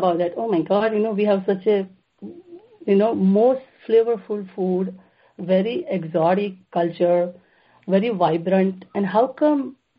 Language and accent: English; Gujarat, India; now in Saratoga, United States; I grew up in Gujarat, it's about, with the 60 million people, right, Gujarat has. And I am the youngest of the five children.